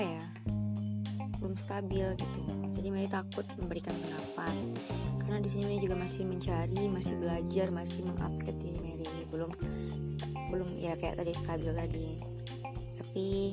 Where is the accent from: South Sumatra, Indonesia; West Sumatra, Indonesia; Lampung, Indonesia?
West Sumatra, Indonesia; Padang; also born or lived in Cianjur, West Java; S M P Negeri dua belas Padang, terus lanjut lagi ke S M A Negeri dua belas Padang dan sekarang di Universitas Andalas.